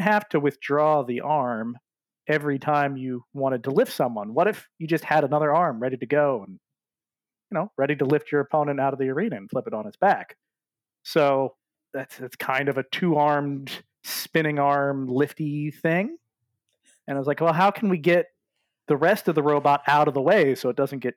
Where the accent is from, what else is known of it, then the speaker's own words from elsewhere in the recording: Maryland, United States; my home state of Maryland